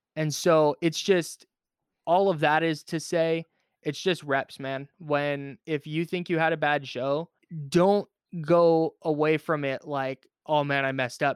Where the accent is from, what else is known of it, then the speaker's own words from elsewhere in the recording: Bay Area, California, United States; I grew up in the Bay Area.